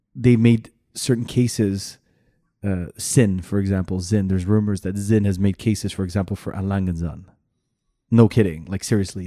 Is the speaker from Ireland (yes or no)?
no; Canada; I'm Canadian.